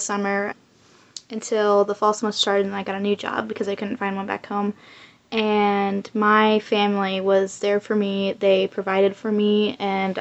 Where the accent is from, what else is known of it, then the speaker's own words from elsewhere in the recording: Fort Worth, Texas, United States; I am from Fort Worth, Texas